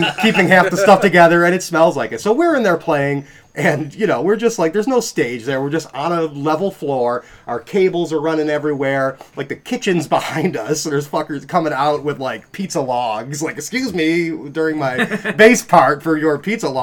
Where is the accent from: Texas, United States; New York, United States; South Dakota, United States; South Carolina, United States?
New York, United States; North Tonawanda; I grew up in North Tonawanda.